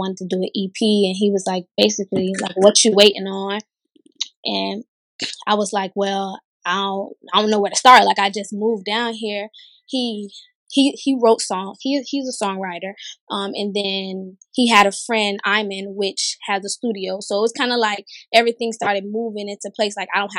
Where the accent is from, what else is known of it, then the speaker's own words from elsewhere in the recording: Tampa, Florida, United States; moved away as an adult; now in San Diego, United States; I'm originally from Tampa, Florida. Right now, I'm living in like San Diego, California